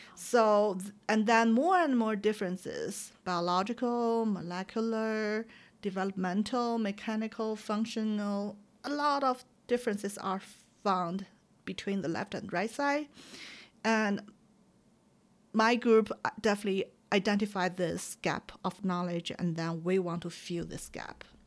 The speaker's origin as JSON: {"language": "English", "country": "China", "tie": "born or raised there", "moved": "yes", "said": "when I grew up in China."}